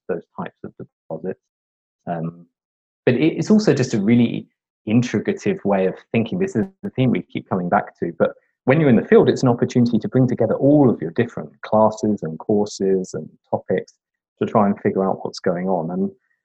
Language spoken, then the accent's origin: English; London, United Kingdom; I grew up in London in the UK.